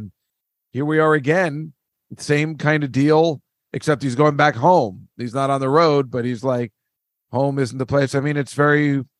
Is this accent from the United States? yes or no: yes; New Jersey, United States; Well, I'm from New Jersey and we don't do that kind of shit.